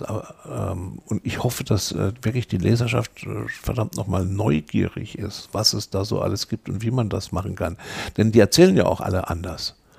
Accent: Electoral Palatinate, Kurpfalz, Germany; bin Kurpfälzer

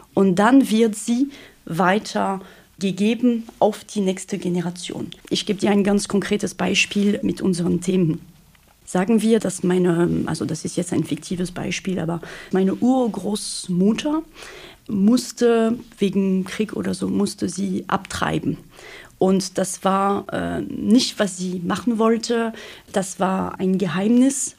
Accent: France; accent: French; German is a second language; moved away as an adult; now in Germany; Ich bin Französin, wie man das am Akzent wahrscheinlich schon erkannt hat. Und ja, ich bin in Deutschland seit 2010

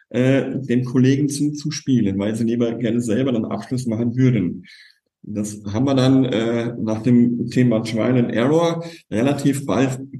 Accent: Kurpfalz, Baden-Württemberg, Germany; Ich komme aus der Kurpfalz

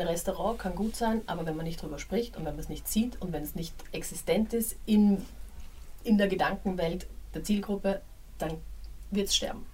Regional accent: Graz, Styria, Austria; now in Berlin, Germany; in meiner Heimatstadt

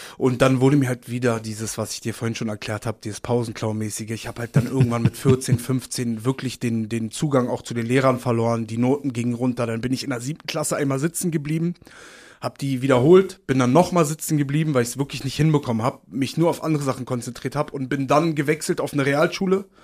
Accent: Berlin, Germany; born or raised there; accent: Berlin; also born or lived in Uslar, Lower Saxony

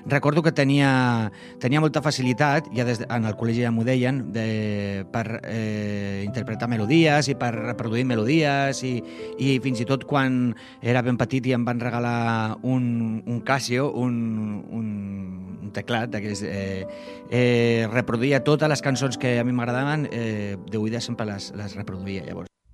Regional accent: Cambrils, Catalonia, Spain; sóc de Cambrils, tinc 43 anys i sóc músic

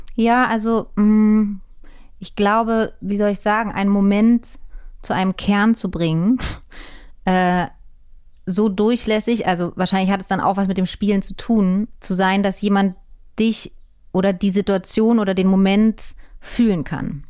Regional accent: Berlin, Germany; ich bin in Hohenschönhausen und in Mitte und Prenzlauer Berg groß geworden

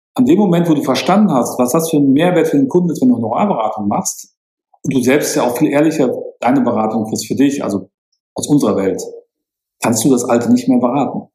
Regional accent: Münster, North Rhine-Westphalia, Germany; now in Munich, Germany; bei uns in Münster

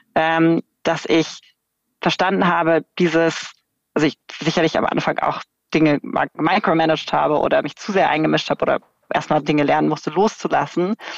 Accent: Germany; ich bin irgendwie in Deutschland in einem sicheren Land mit einem guten, irgendwie kostenfreien Bildungssystem äh, aufgewachsen

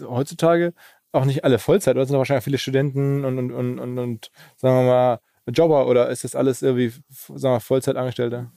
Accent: Essen, North Rhine-Westphalia, Germany; ich bin aus Essen

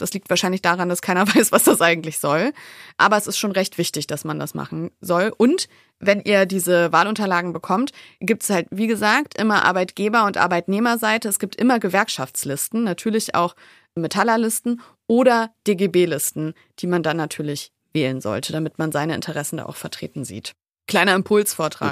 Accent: Wolfsburg, Lower Saxony, Germany; ich bin aus Wolfsburg

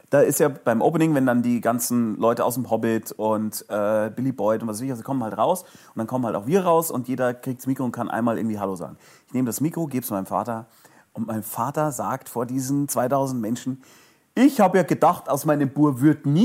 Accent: Munich, Bavaria, Germany; Jetzt ist München ja sowas wie Fußballhauptstadt und egal wohin ich komme auf dem Erdenrund, sobald ich meine Heimatstadt erwähne, werde ich gelöchert mit Fragen über Fußball

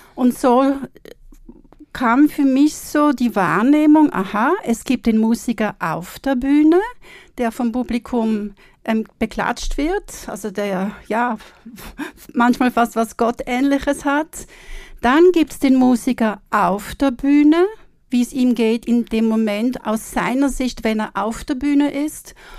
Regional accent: Switzerland; now in Austria; ich komme aus der Schweiz

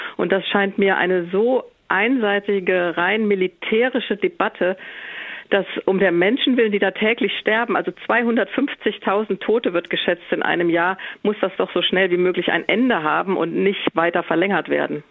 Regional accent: Germany; Ich bin Deutsche

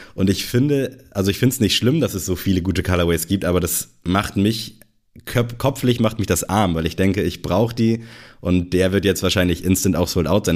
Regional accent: Germany; hier bei uns in Good Old Germany

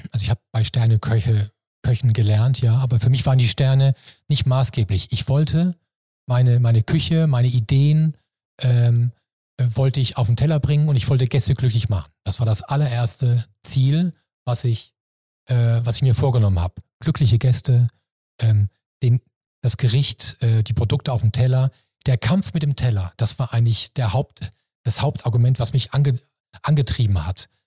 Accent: Hamburg, Germany; Nee, mir ist das Jakob und, und Hamburg, meine Heimat hier, wichtiger.

